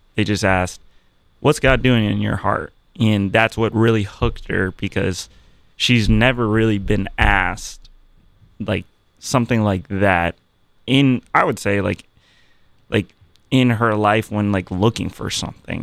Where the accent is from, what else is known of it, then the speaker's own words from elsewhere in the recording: Virginia Beach, Virginia, United States; moved away as an adult; now in Columbus, United States; born and raised in Virginia Beach